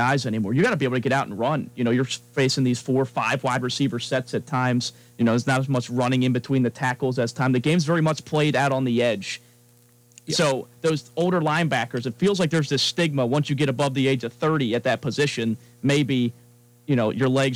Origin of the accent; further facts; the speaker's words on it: Baltimore, Maryland, United States; I'm from Baltimore